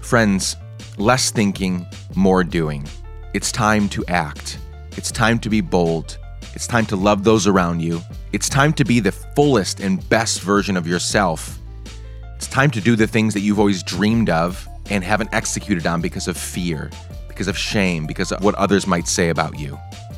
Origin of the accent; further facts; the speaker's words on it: Guatemala; As some of you may know, I grew up in Guatemala.